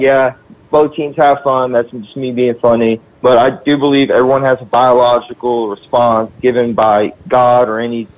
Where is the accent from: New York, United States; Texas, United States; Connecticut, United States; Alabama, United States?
Texas, United States; Houston; also born or lived in Russia; now in Austin, United States; I grew up in Houston